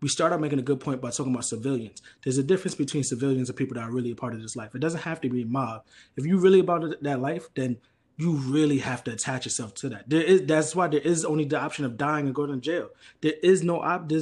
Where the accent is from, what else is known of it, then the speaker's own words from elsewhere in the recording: New York City, New York, United States; also born or lived in Harlem / Brooklyn / Queens; I'm from the Bronx